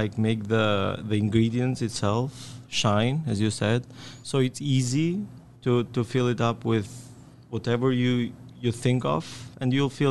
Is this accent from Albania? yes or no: yes; Albania; moved away as an adult; now in Omaha, United States; I've been working with crepes since I was 15 on my home country, Albania